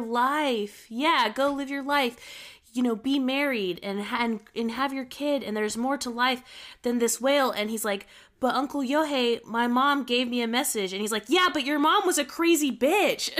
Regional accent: United States; I'm an American, and in America, we're very individual

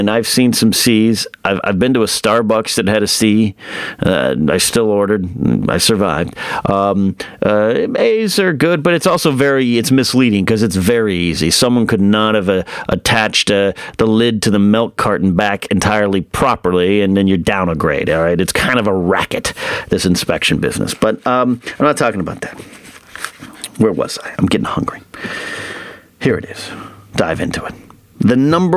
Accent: Arroyo Grande / Pismo Beach, central coast of California, United States; moved away as an adult; my hometown, which is pretty small still, it's grown over the last 20 years I've left town, but it's still a smaller town on the central coast of California, Pismo Beach, AG, all that area, San Luis Obispo

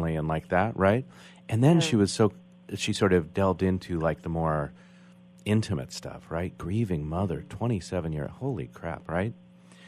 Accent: United States; I'm identifying as American

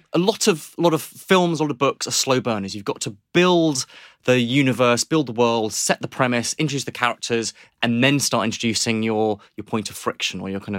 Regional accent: Nairobi, Kenya; So I was thinking about this again, that I grew up in Nairobi in Kenya.

